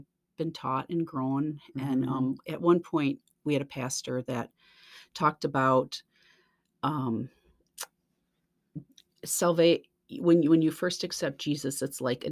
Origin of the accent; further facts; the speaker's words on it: Lansing, Michigan, United States; I grew up in Lansing, and I attended South Baptist Church with my family for my whole life up until I graduated